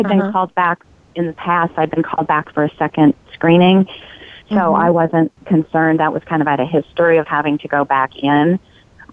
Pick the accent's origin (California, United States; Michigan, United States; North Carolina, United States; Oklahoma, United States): California, United States; now in Oregon, United States; I'm a transplant. I'm not from Oregon. I'm from California